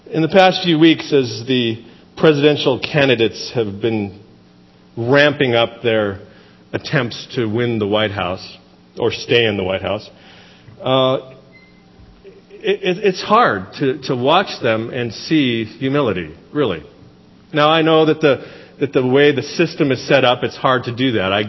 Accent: Seattle, Washington, United States; You know, we come from the Seattle area. It's beautiful there, but this is like over the top beautiful compared to that.

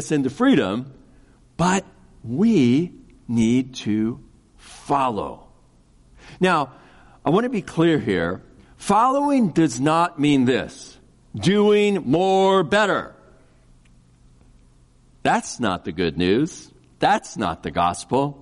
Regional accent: Kansas City, United States; I grew up in Kansas City

